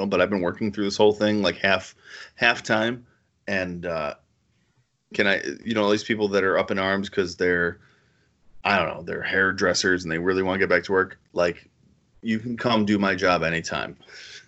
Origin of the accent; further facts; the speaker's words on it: Connecticut, United States; my home state of Connecticut